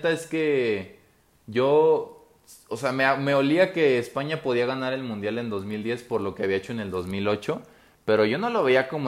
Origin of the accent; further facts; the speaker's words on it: Mexico; como mexicano te puedo decir que el 2014 me gustó más